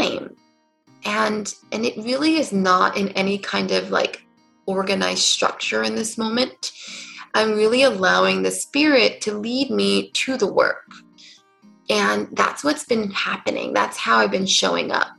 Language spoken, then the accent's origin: English; California, United States; moved away as an adult; also born or lived in New York City; I grew up in California and ended up moving to New York City and stayed there for about 10 years